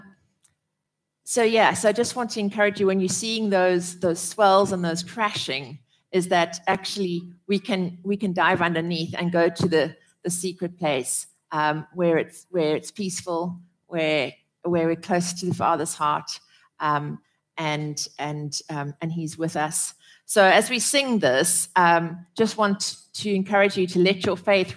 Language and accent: English; South Africa; growing up in South Africa